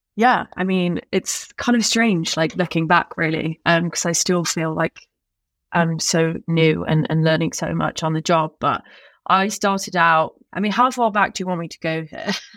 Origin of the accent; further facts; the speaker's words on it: Staffordshire, West Midlands, United Kingdom; I went to school in the Shire